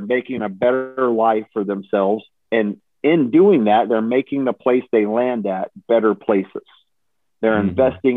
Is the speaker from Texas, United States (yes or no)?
yes; Texas, United States; I'm from Texas my whole life